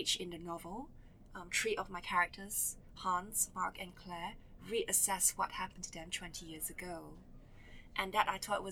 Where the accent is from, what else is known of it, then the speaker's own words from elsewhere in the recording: Kuala Lumpur, Malaysia; when I was growing up in Kuala Lumpur